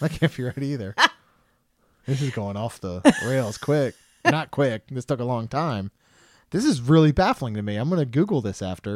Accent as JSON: {"language": "English", "region": "Maryland", "country": "United States", "moved": "yes", "said": "when I was from Maryland, I was a Marylander"}